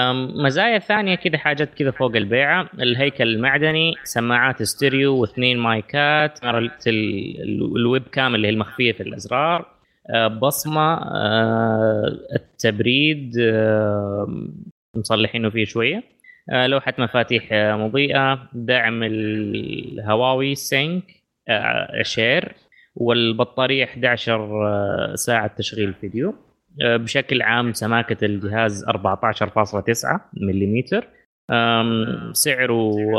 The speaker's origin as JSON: {"language": "Arabic", "country": "Saudi Arabia", "said": "عندنا في السعوديه"}